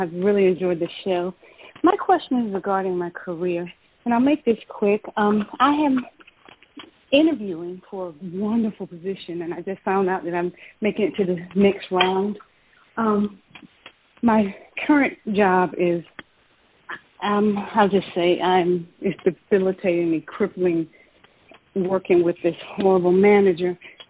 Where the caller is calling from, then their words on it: Georgia, United States; I'm calling from Georgia.